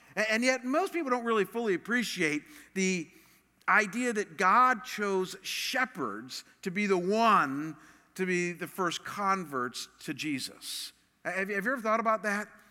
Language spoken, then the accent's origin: English; Chagrin Falls, Ohio, United States; my hometown, Chagrin Falls